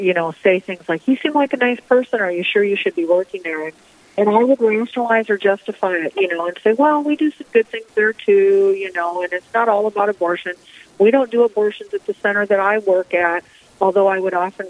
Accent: Storm Lake, Iowa, United States; I was born and raised in Storm Lake, Iowa. That's my hometown

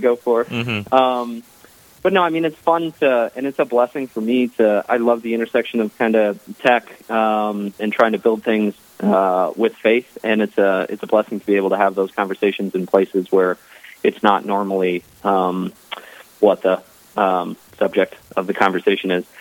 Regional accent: Columbus, Ohio, United States; moved away as an adult; now in Chicago, United States; I was raised in the in the Midwest in Columbus, Ohio

